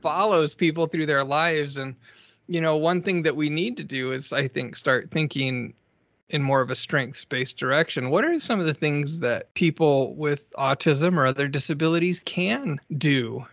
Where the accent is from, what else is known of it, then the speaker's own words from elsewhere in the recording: Alaska, United States; I grew up in Alaska